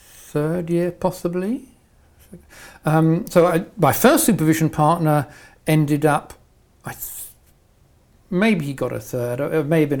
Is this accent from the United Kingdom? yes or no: yes; Welwyn Garden City, East of England, United Kingdom; now in Oxford, United Kingdom; I was brought up in Welling Garden City. I went to the local primary school, secondary school, grammar school.